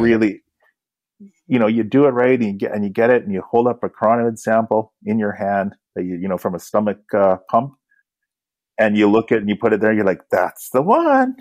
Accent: Kamloops, British Columbia, Canada; now in Vancouver, Canada; growing up in Kamloops, I used to play guitar right from a young age

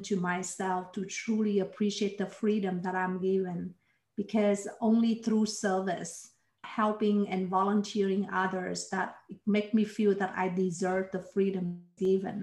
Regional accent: Ho Chi Minh City, Vietnam; also born or lived in Toronto, Canada; now in Houston, United States; I was born in Vietnam. And I grew up in Saigon, which is in the south

